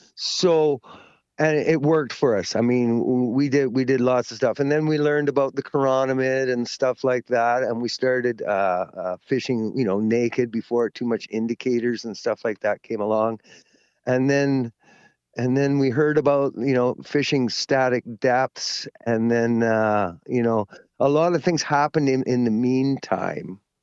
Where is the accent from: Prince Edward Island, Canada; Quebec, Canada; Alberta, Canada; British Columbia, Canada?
British Columbia, Canada; Ladner; I grew up in Ladner